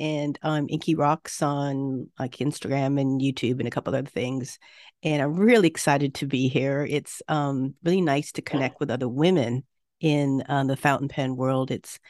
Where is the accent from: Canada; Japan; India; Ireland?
Japan; I was raised in Japan a lot and have spent over 30 years here off and on between my work and living here.